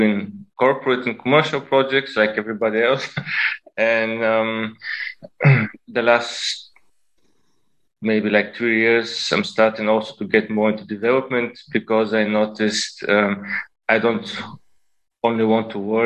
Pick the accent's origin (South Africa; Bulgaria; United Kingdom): Bulgaria; moved away as an adult; now in Berlin, Germany; I was born in Bulgaria, and when I was 19, I moved to Germany to study.